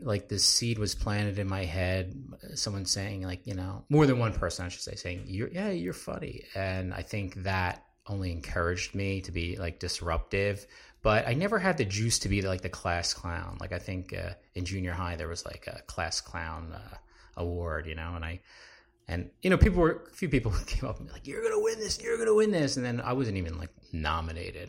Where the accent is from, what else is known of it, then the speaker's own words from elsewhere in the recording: New Jersey, United States; I'm a, uh, South Jersey boy